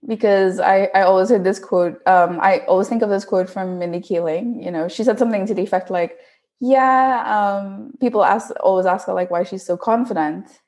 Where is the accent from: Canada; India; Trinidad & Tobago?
Trinidad & Tobago; moved away as an adult; now in Netherlands; I'm from Trinidad and Tobago, uh, and I did my bachelor's there in chemical engineering